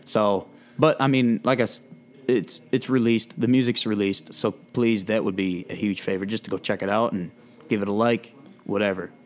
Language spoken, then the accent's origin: English; Michigan, United States; playing around Michigan